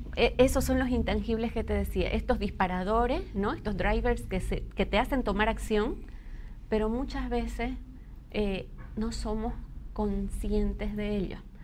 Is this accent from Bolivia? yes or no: yes; Bolivia; como sociedad boliviana